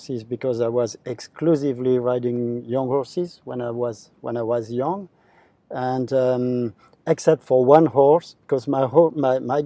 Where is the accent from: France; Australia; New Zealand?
France; my home country in France